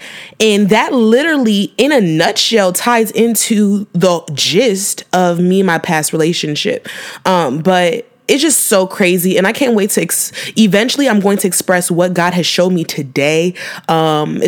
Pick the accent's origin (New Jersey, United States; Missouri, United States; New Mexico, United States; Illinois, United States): Illinois, United States; Chicago; my home city, my hometown